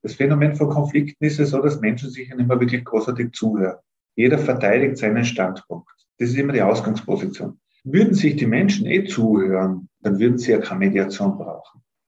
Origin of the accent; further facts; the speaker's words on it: Innsbruck, Tyrol, Austria; also born or lived in Telfs, Tyrol; bin dort in Innsbruck dann aufgewachsen, also Kindergarten, äh, Volksschule, Hauptschule dort gemacht in Innsbruck